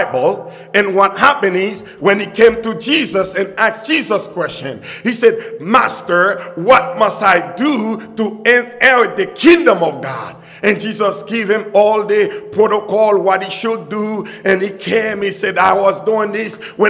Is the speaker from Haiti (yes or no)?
yes; Haiti; now in United States; I grew up in poverty because I was not born in America. I was not born in the United States. I was born in Haiti.